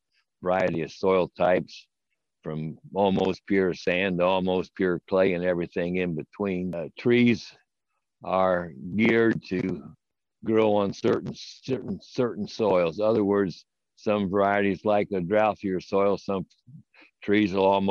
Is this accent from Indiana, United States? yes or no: yes; Lafayette, Indiana, United States; I grew up here in Lafayette